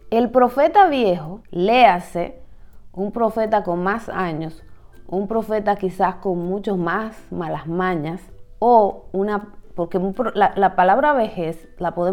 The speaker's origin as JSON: {"language": "Spanish", "country": "Dominican Republic", "said": "puede tener cierto tigueraje, como decimos en mi país, cierta astucia en la forma como maneja la información."}